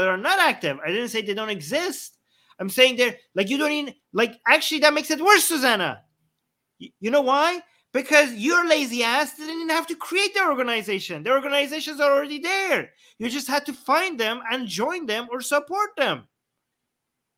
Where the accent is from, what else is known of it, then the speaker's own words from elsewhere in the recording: Canada; I'm a Canadian that is anti-monarchy in Canada